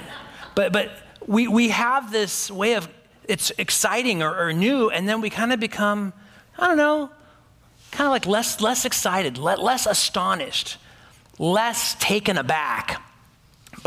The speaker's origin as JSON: {"language": "English", "country": "United States", "said": "That's just how American I am. I'm so American, right?"}